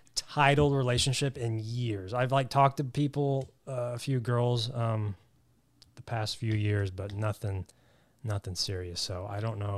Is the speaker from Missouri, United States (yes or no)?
yes; Southwest Missouri, United States; moved away as an adult; now in Los Angeles, United States; I grew up in Southwest Missouri. Grew up on a farm